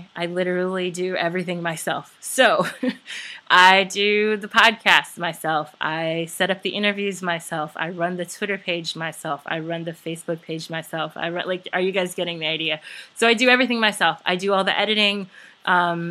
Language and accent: English; Memphis, Tennessee, United States; moved away as an adult; also born or lived in New York; now in Baltimore, United States; I'm originally from Memphis, Tennessee. And I lived there until I was 18